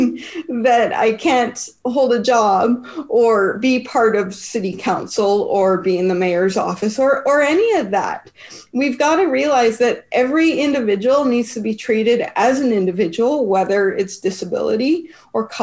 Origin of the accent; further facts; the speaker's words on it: Canada; We're up here in Canada